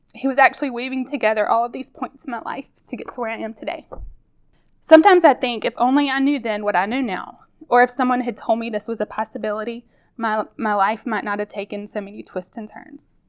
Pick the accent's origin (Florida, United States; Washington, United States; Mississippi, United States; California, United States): Mississippi, United States; I grew up here in Mississippi